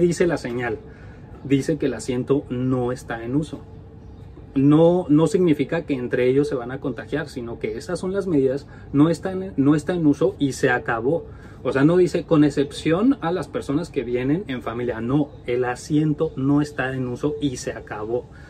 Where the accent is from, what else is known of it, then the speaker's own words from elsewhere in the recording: Mexico; now in Norway; somos dos mexicanos que vivimos en Noruega